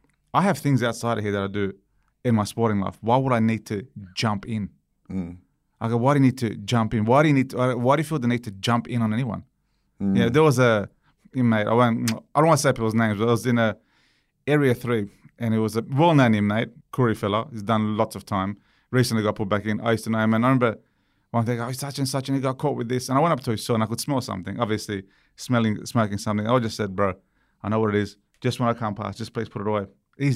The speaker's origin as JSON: {"language": "English", "country": "Romania", "tie": "born there", "said": "Because I was born in Romania. I lived through communism. I lived through corruption. I lived through death."}